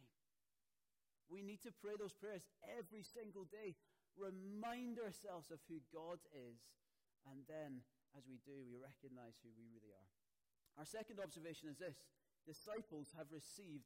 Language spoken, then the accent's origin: English; Scotland, United Kingdom; now in Poole, United Kingdom; especially as a Scotsman